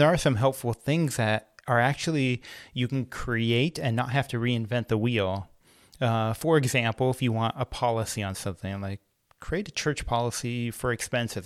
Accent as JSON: {"language": "English", "town": "Antioch", "region": "California", "country": "United States", "tie": "born or raised there", "said": "I grew up in Antioch, California"}